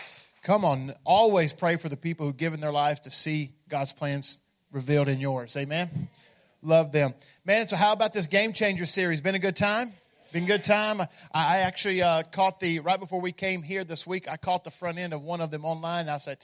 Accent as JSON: {"language": "English", "town": "Memphis", "region": "Tennessee", "country": "United States", "said": "in fact, I'm from Memphis, and we use that a lot."}